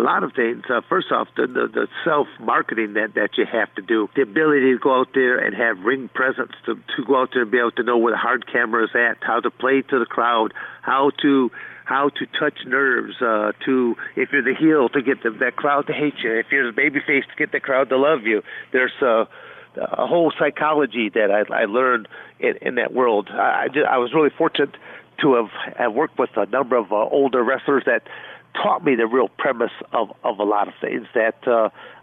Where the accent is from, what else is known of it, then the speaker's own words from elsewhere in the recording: Michigan, United States; also born or lived in Arizona; I'm born and raised in Michigan